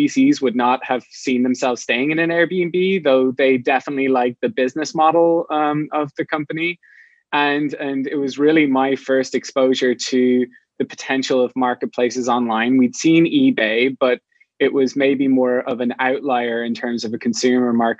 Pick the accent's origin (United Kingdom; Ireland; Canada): Ireland; moved away as an adult; now in San Francisco, United States; I'm not from the US, I'm from Ireland. And about 10 years ago, I moved to San Francisco